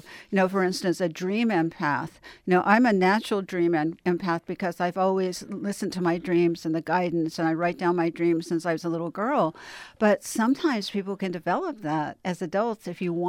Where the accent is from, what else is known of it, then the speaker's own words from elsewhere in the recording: Los Angeles, California, United States; I did. I grew up in Westwood and Beverly Hills, and both my parents were physicians, and I have 25 physicians in my family.